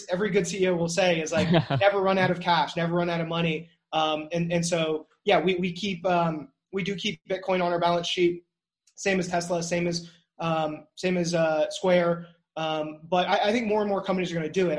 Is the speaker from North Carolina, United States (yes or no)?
yes; North Carolina, United States; moved away as an adult; also born or lived in New York; I love North Carolina. I love building here. It's my hometown